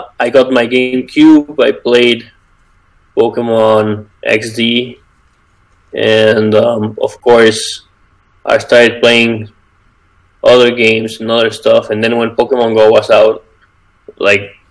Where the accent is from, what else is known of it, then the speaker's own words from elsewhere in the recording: Mexico; I'm from Mexico.